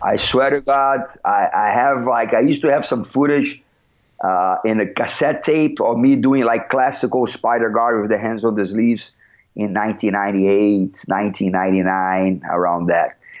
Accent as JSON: {"language": "English", "region": "Rio de Janeiro", "country": "Brazil", "tie": "born or raised there", "also_born_or_lived": "Belo Horizonte", "moved": "as an adult", "said": "I was born and raised in Rio"}